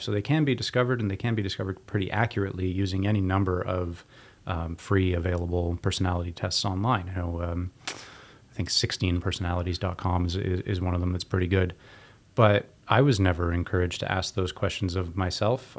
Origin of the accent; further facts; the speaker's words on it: Waterloo, Ontario, Canada; W L U, my hometown